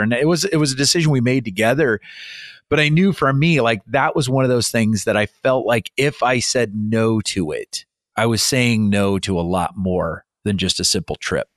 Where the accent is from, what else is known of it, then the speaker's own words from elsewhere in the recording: Iowa, United States; moved away as an adult; also born or lived in England / Montana; I grew up in Iowa.